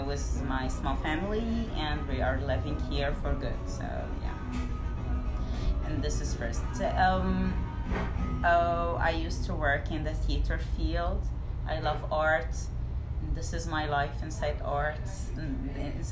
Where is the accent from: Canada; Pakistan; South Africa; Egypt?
Egypt; Cairo, Cairo Governorate; English is a second language; moved away as an adult; also born or lived in Orange County, California; now in Portland, United States; Yeah, I grew up in Cairo, and I moved to States